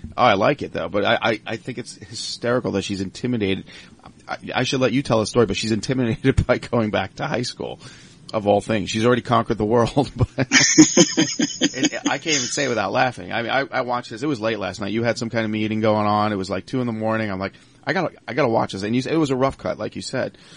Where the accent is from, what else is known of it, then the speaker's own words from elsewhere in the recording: Long Island, New York, United States; now in Pittsburgh, United States; I'm from Long Island originally